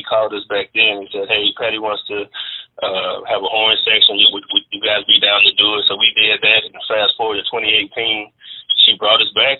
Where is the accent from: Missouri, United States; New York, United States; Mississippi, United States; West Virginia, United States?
Mississippi, United States; Jackson; I'm from Jackson, Mississippi.